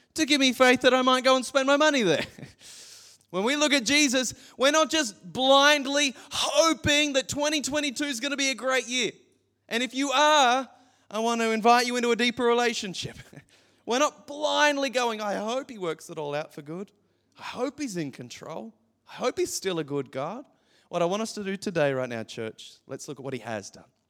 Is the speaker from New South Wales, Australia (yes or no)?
no; Gold Coast, Queensland, Australia; growing up on the Gold Coast your entire life